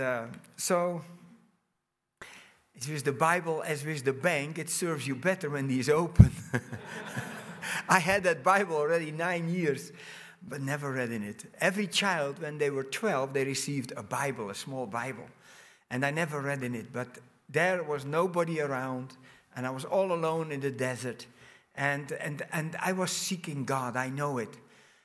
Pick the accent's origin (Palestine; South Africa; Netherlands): Netherlands; moved away as an adult; also born or lived in Brazil; I was born in Holland. I grew up in a big family. My parents immigrated in 1963 from Holland to Brazil